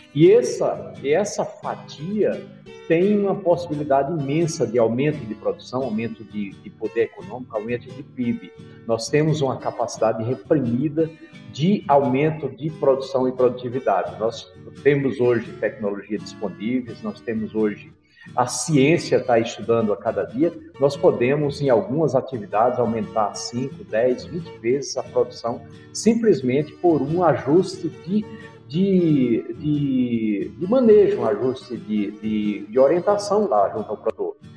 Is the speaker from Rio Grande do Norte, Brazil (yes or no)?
yes; Rio Grande do Norte, Brazil; eu sou oriundo do, da agricultura familiar, eu sou, eu sou lá do Rio Grande do Norte, em comunidades que são. É, meu pai era agricultor familiar, nós ainda detemos uma área lá